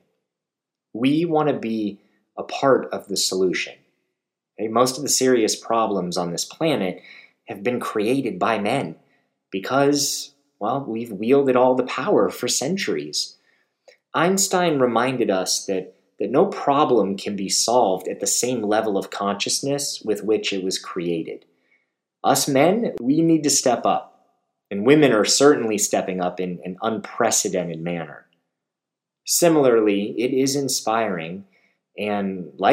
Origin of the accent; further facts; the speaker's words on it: Beverly Hills, California, United States; I hail from Beverly Hills, California